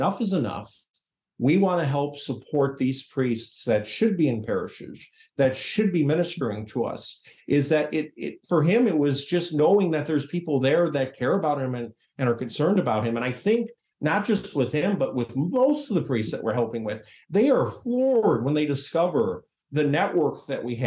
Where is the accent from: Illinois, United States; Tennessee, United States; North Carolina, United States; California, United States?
Illinois, United States; Chicago; moved away; I'm from the Archdiocese of Chicago originally. And when I was first born in 1980, there were 450 odd parishes all over Cook and Lake County